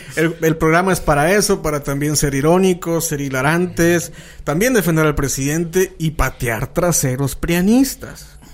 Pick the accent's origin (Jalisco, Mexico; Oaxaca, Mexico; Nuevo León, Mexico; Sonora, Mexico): Sonora, Mexico; San Luis Río Colorado; somos obviamente del norte, somos de San Luis Río, Colorado, Sonora, de la ciudad de las cuatro esquinas